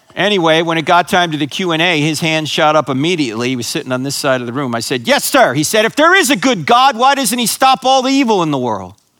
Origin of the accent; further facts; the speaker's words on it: New Jersey, United States; I grew up in New Jersey, so I grew up a New York Giant fan